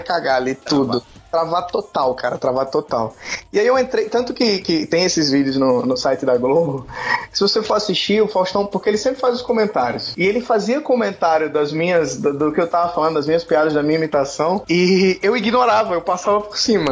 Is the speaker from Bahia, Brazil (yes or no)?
no; Maceió, Alagoas, Brazil; now in Rio de Janeiro, Brazil; hoje eu moro no Rio de Janeiro, mas eu cresci aqui em Maceió